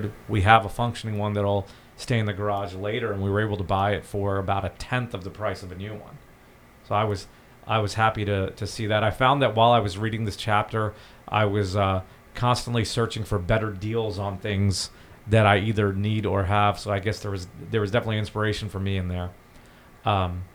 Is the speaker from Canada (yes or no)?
no; India; now in United States; I'm originally from India